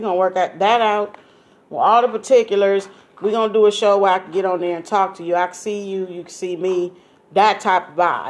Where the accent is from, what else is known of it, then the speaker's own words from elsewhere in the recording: California, United States; I'm from Cali. I don't know if I have an accent to you